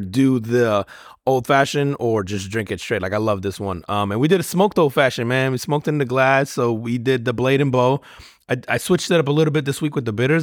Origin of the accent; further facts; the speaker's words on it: United States; as an American